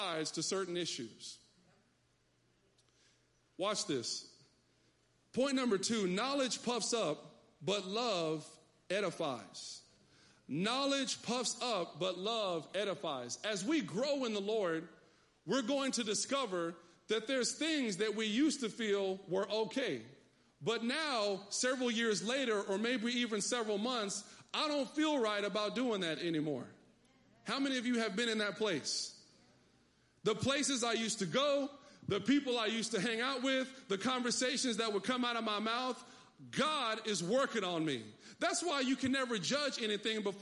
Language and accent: English; Texas, United States; I come from Texas